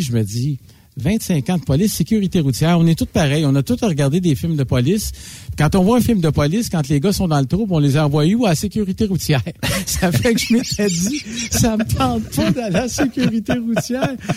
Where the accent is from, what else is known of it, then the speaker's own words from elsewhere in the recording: Montreal, Quebec, Canada; je suis natif de Montréal